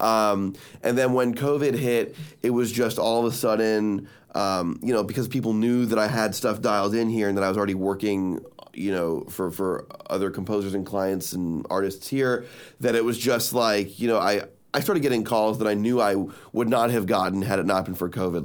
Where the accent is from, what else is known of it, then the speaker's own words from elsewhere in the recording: Miami, Florida, United States; I'm from Miami